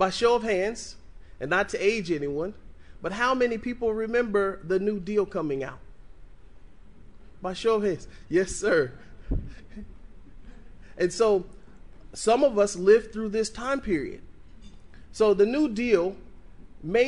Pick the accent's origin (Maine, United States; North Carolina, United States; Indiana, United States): Indiana, United States; Evansville; I'm an Evansville native. I was born and raised here in Evansville.